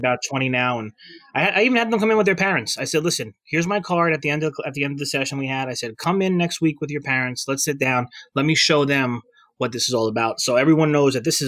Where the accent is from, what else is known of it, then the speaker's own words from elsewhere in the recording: Bayonne, New Jersey, United States; locally here in Bayonne is my hometown. It's where I went to that high school